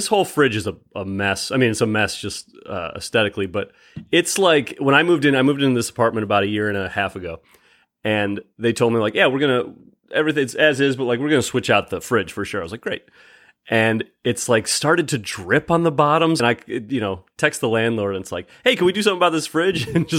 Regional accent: Rochester, New York, United States; I'm Rochester, home of the garbage plate.

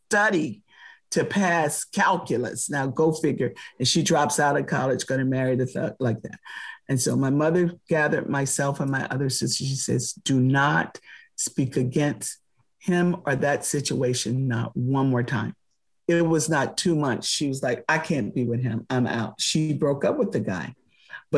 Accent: Palm Beach, Florida, United States; I grew up in Palm Beach, Florida with some of the richest people in the world

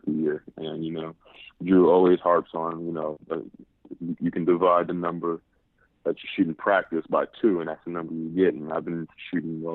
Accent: New York City, New York, United States; growing up in Harlem

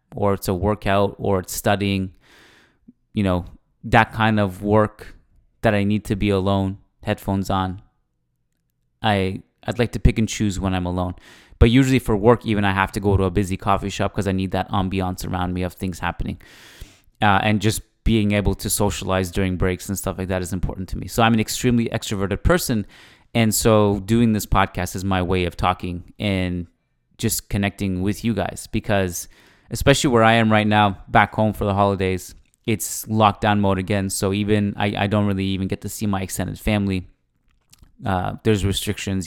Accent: Canada; as a Canadian

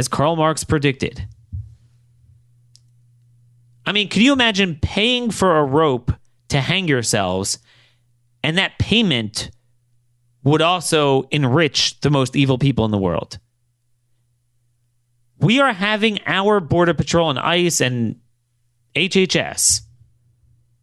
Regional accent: Baltimore, Maryland, United States; this is my hometown, Baltimore

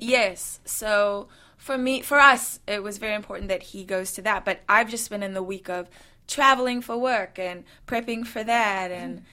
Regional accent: South Africa; also born or lived in New Zealand; now in United States; I, I, come from someone who was born and raised in South Africa and then moved to New Zealand

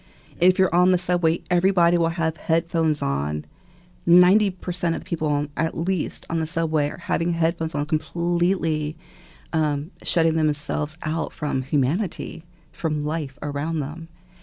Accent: Virginia, United States; also born or lived in Japan; In Northern Virginia and Japan.

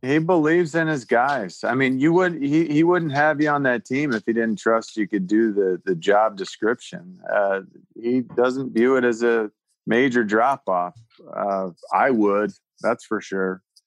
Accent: Pennsylvania, United States; moved away; back in my home state

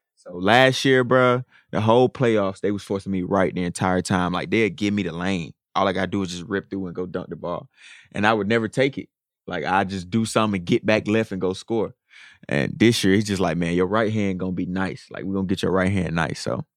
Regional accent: Atlanta, Georgia, United States; moved away as an adult; now in Minnesota, United States; growing up in Atlanta

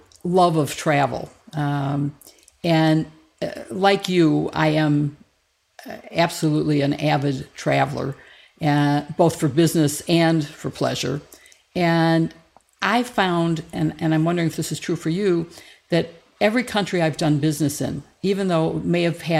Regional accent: Chicago, Illinois, United States; we're from Chicago

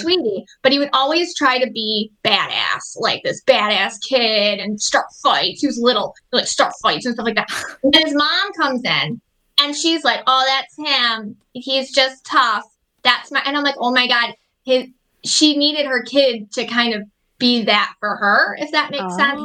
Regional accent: Buffalo, New York, United States; I'm from Buffalo, New York

